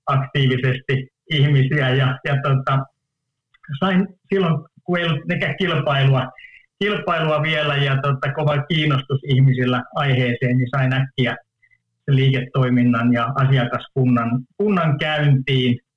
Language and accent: Finnish; Oulu, North Ostrobothnia, Finland; mä oon oululainen, niin, niin kolmen lapsen ylpeä, ylpeä isä